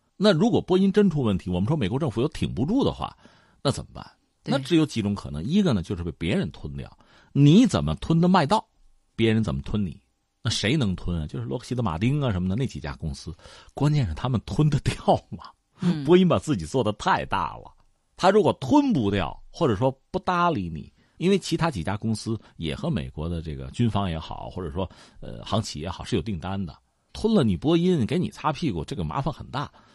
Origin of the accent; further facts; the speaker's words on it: China; 我们中国人